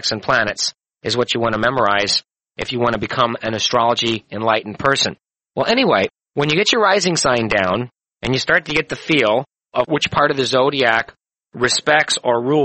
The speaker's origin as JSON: {"language": "English", "town": "St. Louis", "region": "Missouri", "country": "United States", "tie": "born or raised there", "said": "born in St. Louis, 11:21 in the morning on August 11, 1948"}